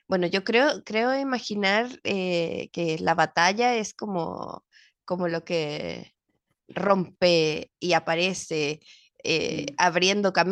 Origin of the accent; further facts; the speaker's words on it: Mexico; moved away as an adult; yo llegué, a llegué de México a los 20 años, como teniendo todo mi mundo y estudiaba en la Ibero, amaba mi universidad.